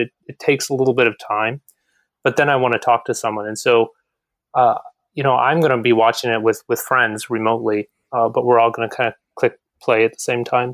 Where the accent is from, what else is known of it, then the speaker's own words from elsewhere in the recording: Kalamazoo, Michigan, United States; moved away; also born or lived in Flint, Michigan; Kalamazoo, but I lived in Flint for many years